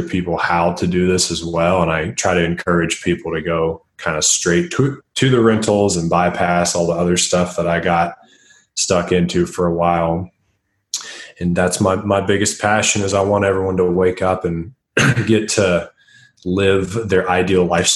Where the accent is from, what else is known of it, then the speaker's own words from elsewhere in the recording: Tennessee, United States; moved away as an adult; also born or lived in Nashville, Tennessee; now in Denver, United States; I live in Denver, Colorado. I'm originally from Tennessee.